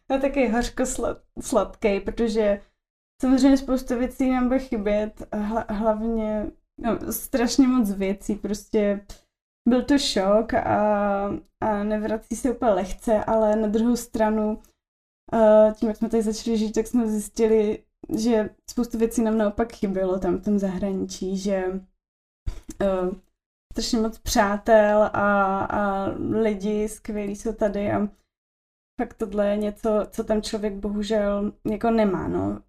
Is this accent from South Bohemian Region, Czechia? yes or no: no; Olomouc, Olomouc Region, Czechia; now in Prague, Czech Republic; my jsme oba z Olomouce, potkali jsme se na gymnáziu